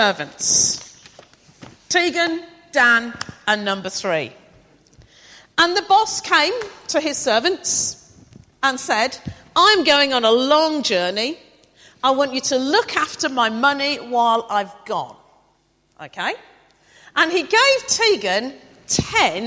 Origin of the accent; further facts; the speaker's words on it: the Fens, East of England, United Kingdom; I'm from the Fens as well